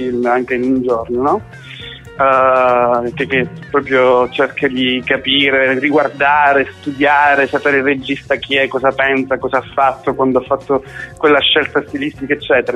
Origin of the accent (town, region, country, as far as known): Sicily, Italy; moved away; also born or lived in Australia